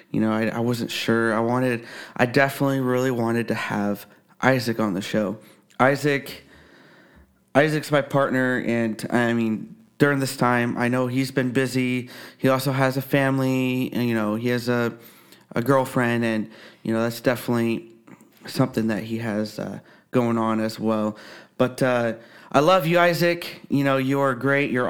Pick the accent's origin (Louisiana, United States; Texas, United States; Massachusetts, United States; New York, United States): Texas, United States; I live in Kansas. I had a few sightings in my home state of Texas, but nothing as unmistakable as what I witnessed when I first moved here.